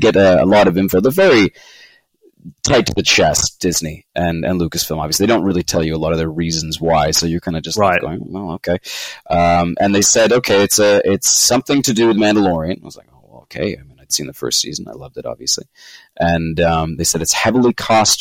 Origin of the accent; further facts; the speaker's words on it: Vancouver, British Columbia, Canada; also born or lived in London, United Kingdom / Los Angeles, United States; I was born in London in the early 90s, and then my folks emigrated to Canada I think 93 or something like that, 92, 93. And so I was raised primarily here in Vancouver